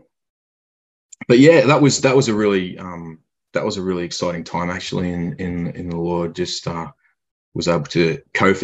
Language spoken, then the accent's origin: English; Ballarat, Victoria, Australia; also born or lived in Gosford, New South Wales; 2 or 3 years old, we moved from there down to Mum's family in Victoria, in Ballarat, which is about an hour or so from Melbourne.